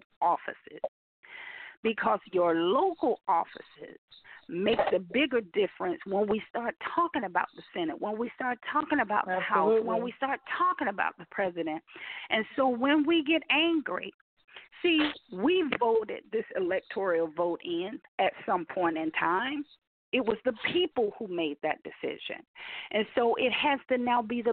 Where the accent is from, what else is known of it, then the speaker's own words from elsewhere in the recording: United States; I am, as an American